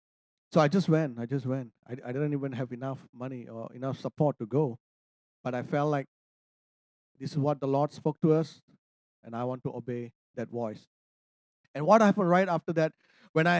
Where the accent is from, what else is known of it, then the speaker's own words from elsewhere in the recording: Malaysia; I'm a Malaysian. I'm an Indian